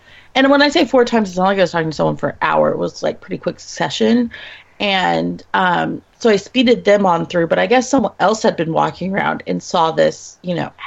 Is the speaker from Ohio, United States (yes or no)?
no; Dallas, Texas, United States; But I grew up in Dallas